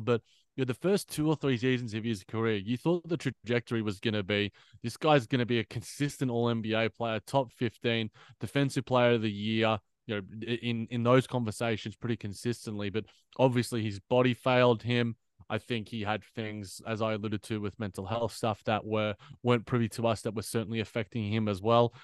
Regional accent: Australia; as an Aussie

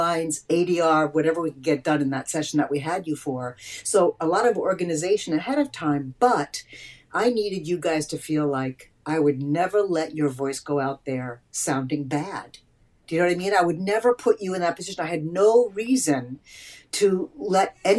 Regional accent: Eastern Long Island, New York, United States; born or raised there; moved away as an adult; now in Los Angeles, United States

